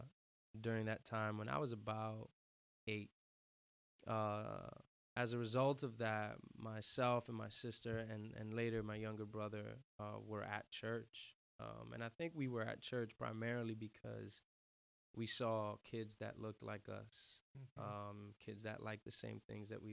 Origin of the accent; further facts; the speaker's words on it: New York City, New York, United States; born and raised in Uptown New York City, northernmost part of the island of Manhattan